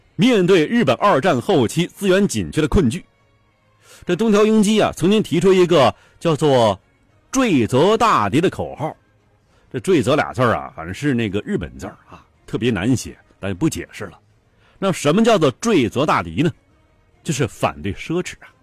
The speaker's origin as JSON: {"language": "Chinese", "country": "China", "said": "在我们中国人看来啊"}